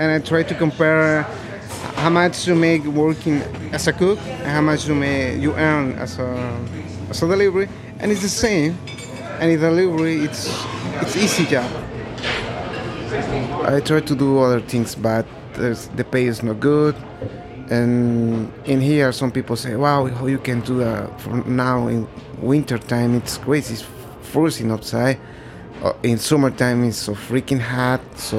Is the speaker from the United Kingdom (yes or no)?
no; Puebla, Mexico; now in New York, United States; I'm 31 years old. I'm from Mexico. The name of the city is Puebla. All my family is in there. I live in here in New York with my brother, almost 6 years.